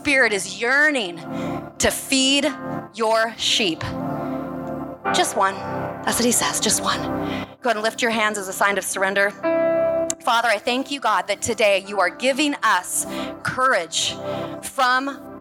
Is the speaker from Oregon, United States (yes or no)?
yes; Portland, Oregon, United States; I'm from Portland.